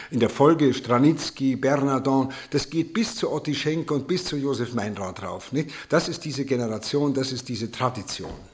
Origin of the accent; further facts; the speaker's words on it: Bavaria, Germany; Das kennt man als Bayer, wenn man in Hamburg in ein Büro kommt und sagt Grüß Gott, dann sagen die gleich, ja, grüßen äh, Sie ihn schön, wenn Sie ihn sehen.